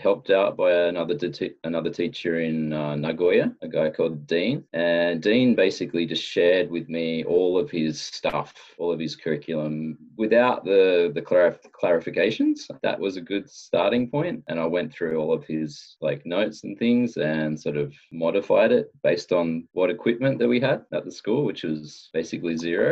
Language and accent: English; Australia; moved away as an adult; now in Japan; I'm from Australia. I've been living in Japan for more than 10 years.